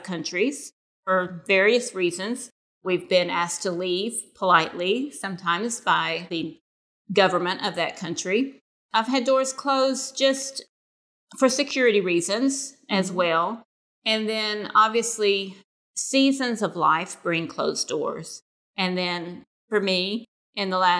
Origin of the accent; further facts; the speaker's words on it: Murfreesboro, Tennessee, United States; moved away as an adult; We started an Arabic-speaking church in my hometown of Murfreesboro, Tennessee